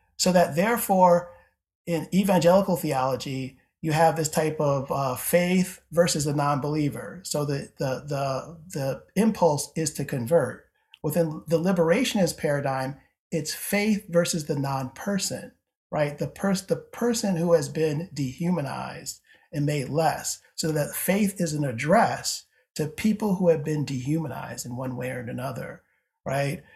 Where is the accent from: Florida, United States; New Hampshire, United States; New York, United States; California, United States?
New York, United States; Syracuse; moved away as an adult; now in Cincinnati, United States; I grew up in Syracuse, New York